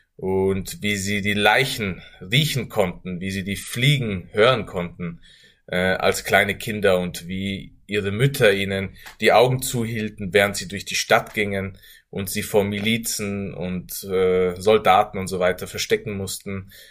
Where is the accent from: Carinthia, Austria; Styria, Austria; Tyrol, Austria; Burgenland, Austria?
Tyrol, Austria; Innsbruck; ich in Österreich geboren und aufgewachsen bin